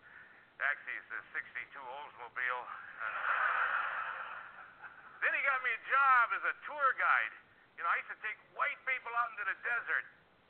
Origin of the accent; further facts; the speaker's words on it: Oneida, Wisconsin, United States; I grew up in Oneida, Wisconsin